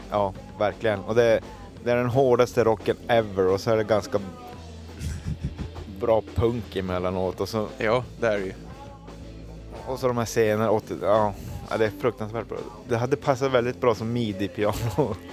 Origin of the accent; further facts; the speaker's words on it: Finland; Jag är ju finne, jag har ju vuxit upp med det här.